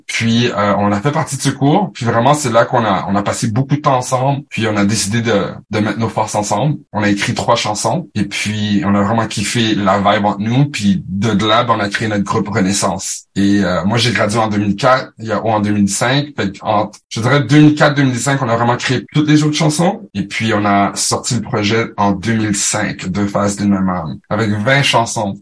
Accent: Ottawa, Ontario, Canada; accent: mix of Québécois and Franco-Ontarian; also born or lived in Paris, France / Montreal, Quebec / Brossard, Quebec; je suis un gars d'Ottawa

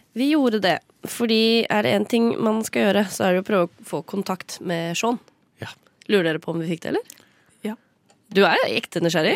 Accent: Sande, Vestfold, Norway; Jeg er fra Sande i Vestfold.

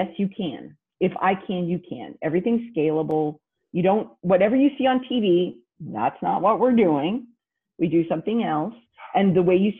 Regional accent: Hutchinson, Kansas, United States; now in Houston, United States; What I lovingly refer to as the armpit of the United States of America, Hutchinson, Kansas

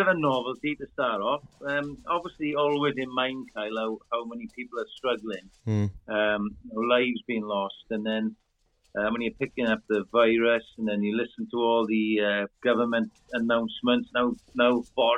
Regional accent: Welsh, Wales, United Kingdom; accent: Welsh; we rabbit on in our Welsh dialect very quickly

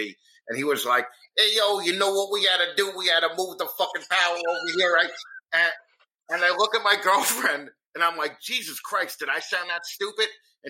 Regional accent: New York, United States; accent: New York; moved away as an adult; also born or lived in Los Angeles; And now that I moved back here, I know that I sound like this dickhead New Yorker all the time.

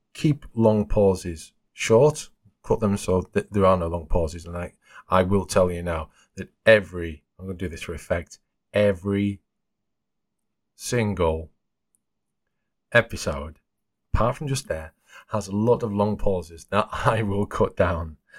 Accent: the north of England, United Kingdom; accent: Northern England; my accent is Northern England

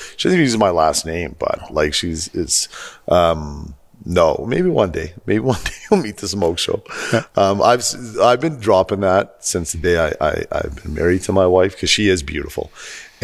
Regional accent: St. Albert, Alberta, Canada; I grew up on Sunnyside. So if you're familiar with St. Albert, it's the S's.

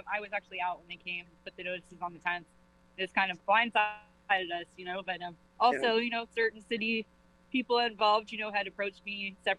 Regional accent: Georgia, United States; moved away as an adult; now in New Haven, United States; I'm originally from Georgia. I came here because my husband's father is ill and his family is here. And we've kind of made a home here

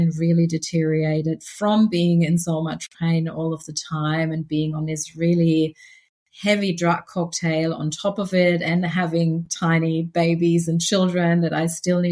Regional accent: Germany; moved away as an adult; now in Australia; I grew up in Germany, but I came to Australia about 15 years ago, and I'm now Australian.

